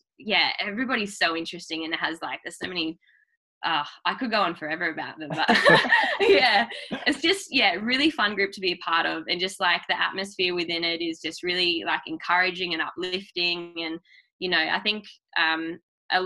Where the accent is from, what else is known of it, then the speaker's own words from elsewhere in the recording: Launceston, Tasmania, Australia; I'm from Launceston. So yeah, Launceston, Tasmania.